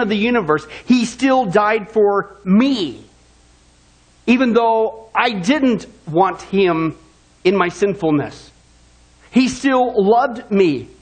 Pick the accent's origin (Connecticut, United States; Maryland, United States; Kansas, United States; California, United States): Kansas, United States; growing up in Kansas